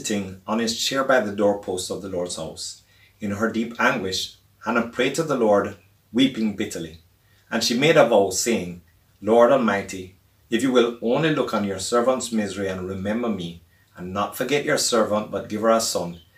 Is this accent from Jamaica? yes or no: yes; Montego Bay, Saint James, Jamaica; now in Kingston, Jamaica; where I grew up in Montego Bay, Jamaica